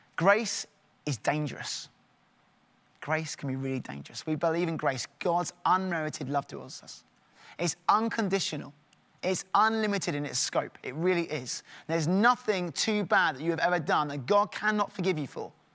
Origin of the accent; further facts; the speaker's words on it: England, United Kingdom; in my home, we're very English